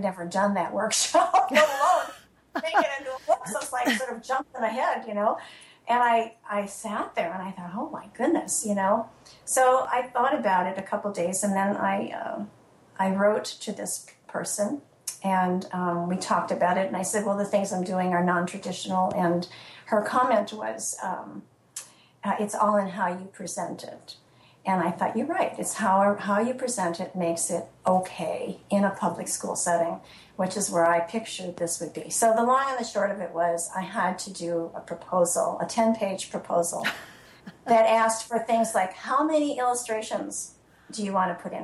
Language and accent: English; Illinois, United States; also born or lived in Florida; now in New Hampshire, United States; my brother in Illinois, which is my home state